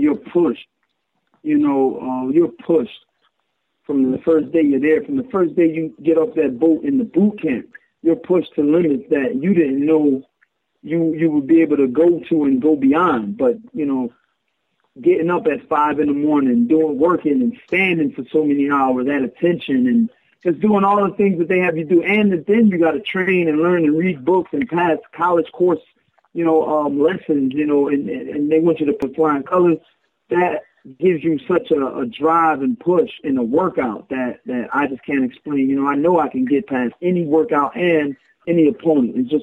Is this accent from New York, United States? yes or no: no; Philadelphia, Pennsylvania, United States; growing up in Philly in the early 90s, mid-90s